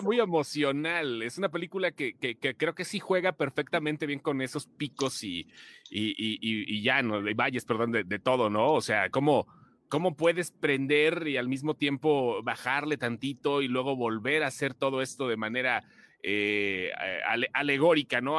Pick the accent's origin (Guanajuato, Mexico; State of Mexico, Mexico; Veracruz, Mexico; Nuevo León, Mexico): Guanajuato, Mexico; nosotros que somos de Guanajuato